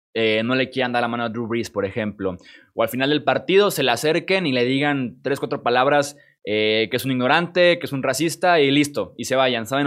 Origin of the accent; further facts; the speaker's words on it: Mexico; Yo soy mexicano